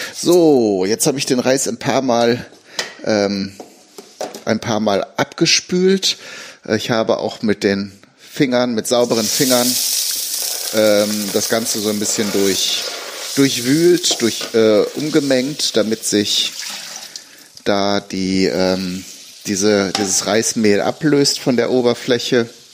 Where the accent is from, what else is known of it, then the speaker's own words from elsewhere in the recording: Germany; hier bei uns in Deutschland